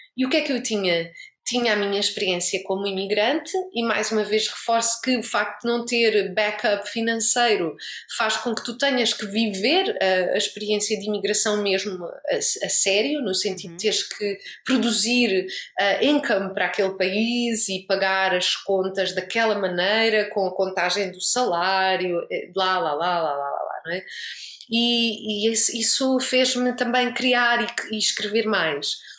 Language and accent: Portuguese; Portugal; moved away as an adult; now in Lisbon, Portugal; eu voltei para Lisboa com aquele, aquela vontade de fazer projetos, vamos fazer, vamos não sei o quê, e com esta liberdade toda, e claro, por muito que eu não quisesse, eu levei um choque cultural como portuguesa